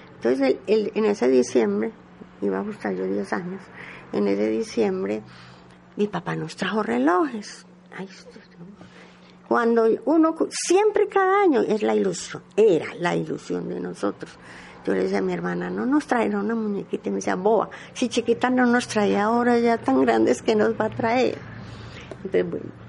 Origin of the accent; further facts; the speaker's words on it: Medellín, Antioquia, Colombia; yo nací en Manrique, en plena 45, junto a los teatros de Manrique, allá, allá nací. Pero de a los 5 años mi papá mm, cambió la casa